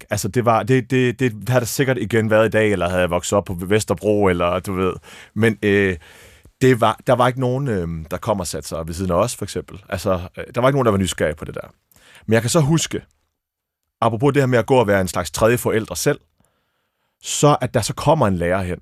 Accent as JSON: {"language": "Danish", "region": "Abu Dhabi", "country": "United Arab Emirates", "tie": "born there", "said": "Jeg er født i Abu Dhabi."}